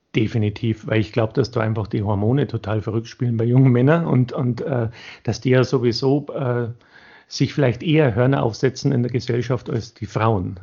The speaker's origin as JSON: {"language": "German", "region": "Bavaria", "country": "Germany", "said": "für mich als Bayer"}